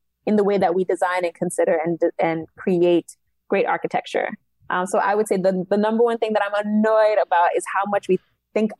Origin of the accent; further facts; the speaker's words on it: New York City, New York, United States; also born or lived in Haiti (ancestry) / Long Island; Cambria Heights is where I was raised